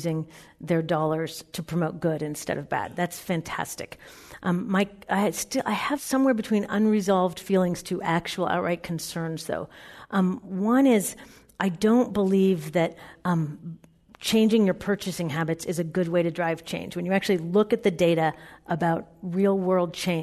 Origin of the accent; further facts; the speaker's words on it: Seattle, Washington, United States; moved away as an adult; also born or lived in New York City; I grew up in Seattle in a very environmentally aware family